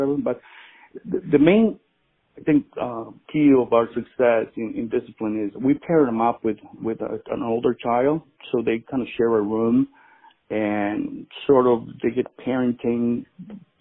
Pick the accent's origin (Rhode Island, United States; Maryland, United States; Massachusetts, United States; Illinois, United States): Illinois, United States; Chicago; moved away as an adult; also born or lived in Mexico; now in Kansas, United States; I was born in Mexico, and my parents moved me to Chicago in 1977. Then I lived in Chicago for about 18 years